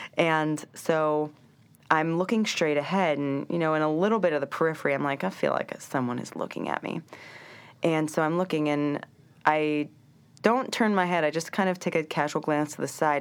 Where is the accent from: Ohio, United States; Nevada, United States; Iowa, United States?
Ohio, United States; Cincinnati; moved away as an adult; also born or lived in Vermont / Nanjing, China / Shanghai, China; now in New York, United States; Growing up in Ohio, um, it's a little more homogeneous